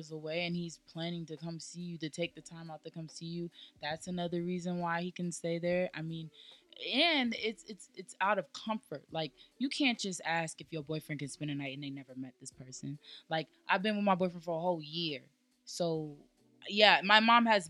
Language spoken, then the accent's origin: English; Nigeria; me being Nigerian